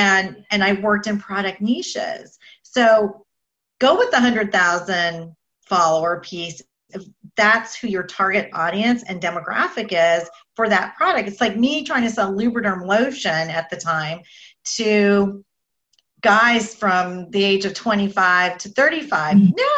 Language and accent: English; Boca Raton, Florida, United States; I'm from Boca Raton.